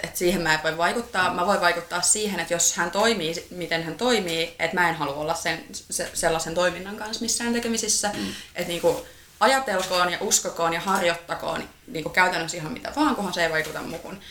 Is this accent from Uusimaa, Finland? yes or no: yes; Uusimaa, Finland; mä oon ihan Uudeltamaalta kotoisin